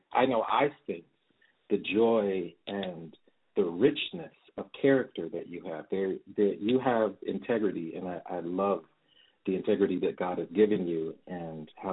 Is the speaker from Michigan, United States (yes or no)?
yes; Detroit, Michigan, United States; so many personal childhood memories of growing up in Detroit